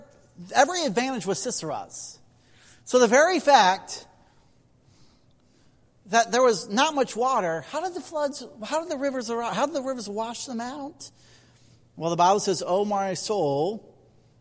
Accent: Indiana, United States; I'm from Indiana.

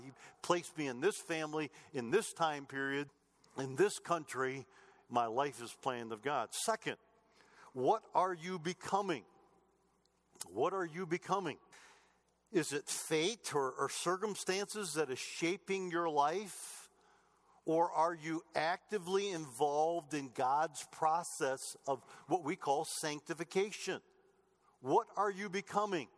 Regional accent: Clinton, Michigan, United States; moved away as an adult; now in Colorado, United States; I don't go home very often to Michigan where I grew up

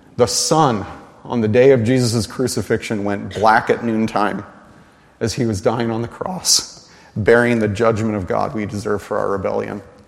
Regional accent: United States; we, as American evangelicals

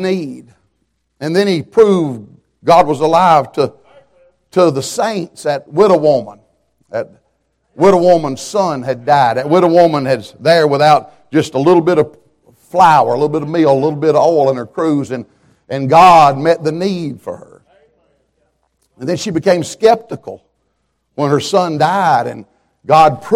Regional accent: Atlanta, Georgia, United States; I was born around Atlanta, Georgia

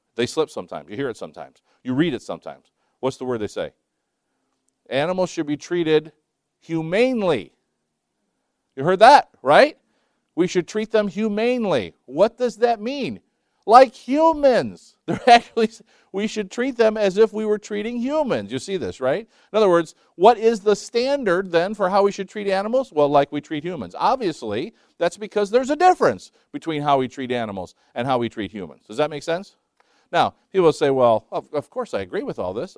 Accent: Scotland, United Kingdom; I'm Scottish

